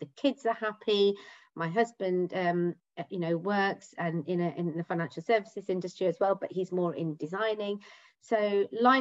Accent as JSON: {"language": "English", "town": "Leicester", "region": "East Midlands", "country": "United Kingdom", "moved": "yes", "lives_now": "Essex, United Kingdom", "said": "I live in Essex with my husband and 2 children. I'm originally from Leicester."}